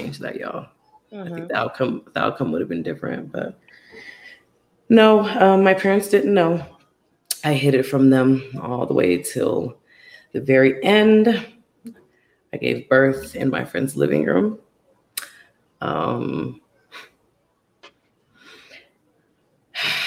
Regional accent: North Carolina, United States; I was born in North Carolina. That's where my mom had me

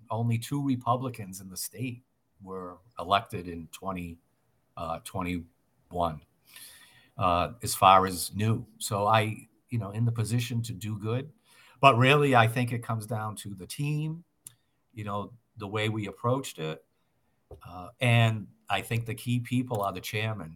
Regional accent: Massachusetts, United States; I'm born and raised in Massachusetts

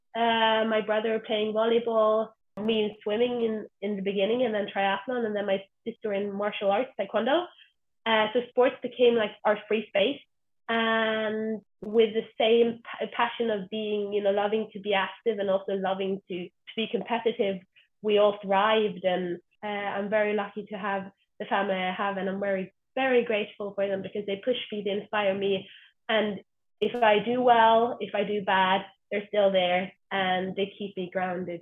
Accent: Stavanger, Rogaland, Norway; I'm from Stavanger, the oil capital of Norway.

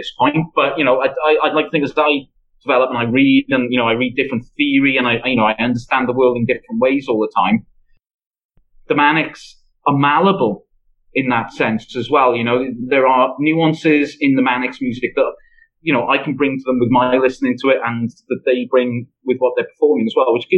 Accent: Swansea, Wales, United Kingdom; accent: Swansea; my accent is a bit of a giveaway, isn't it? And, you know, and the way I sing it after every sentence is an even bigger giveaway that I'm from Swansea and not another place in Wales

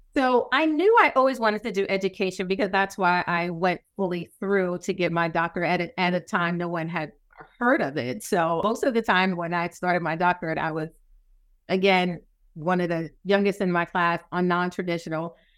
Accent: New York City, New York, United States; moved away; I'm from New York City, so contrast and the accent

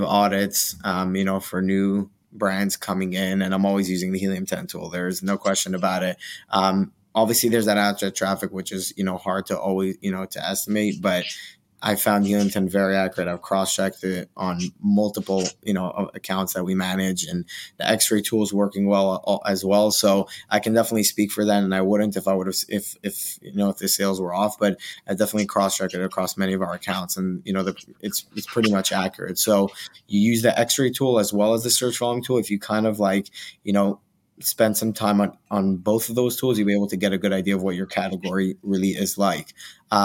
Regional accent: Israel; English is a second language; now in United States; Walmart has seen a lot of, and that's my hometown, you know, Walmart's just seen a lot of like just activity that they don't like from Israel

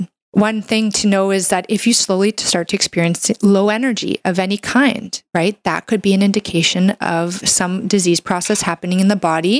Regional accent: Canada; I'm a Canadian medical doctor

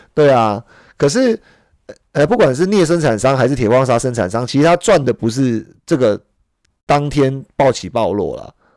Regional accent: Taiwan; 我们生在台湾

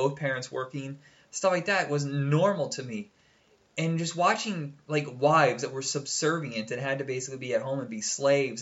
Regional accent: Fort Wayne, Indiana, United States; also born or lived in Huntington, Indiana; I grew up in Fort Wayne, And then when I was 13, we got sick and tired of renting a place. We moved to Huntington

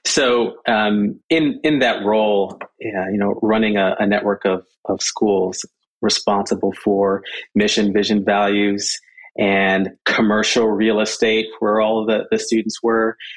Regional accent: Southern California, United States; also born or lived in Jamaica / Michigan; So, so from Jamaica, we moved to Michigan, Michigan to Southern California. That's kind of where uh, where I where I grew up

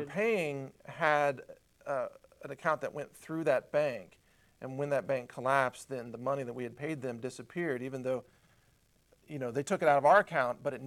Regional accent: United States; I'm from America

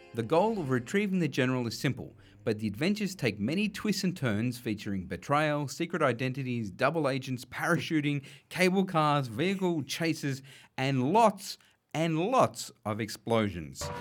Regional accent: Penrith, New South Wales, Australia; I grew up out west around Blacktown and Penrith

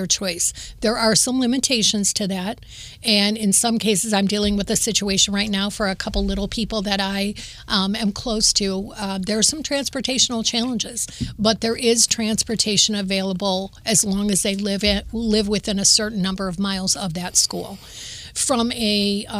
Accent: Toledo, Ohio, United States; I was born and raised in Toledo

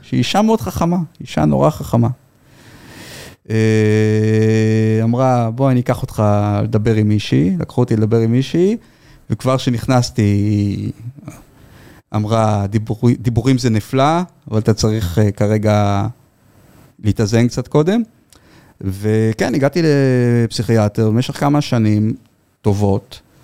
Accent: Givatayim, Tel Aviv District, Israel; אני גדלתי בילדות די מוגנת, אתם יכולים לתאר לעצמכם בגבעתיים.

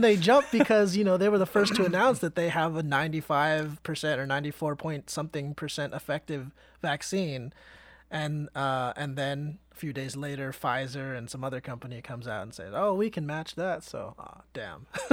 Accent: Vallejo, California, United States; I grew up in Vallejo

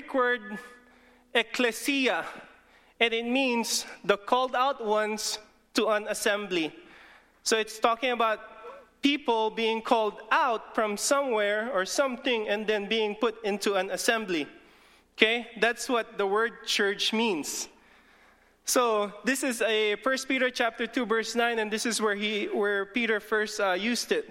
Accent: Philippines; English is a second language; English is not even my first language. I'm Filipino. I can talk Tagalog

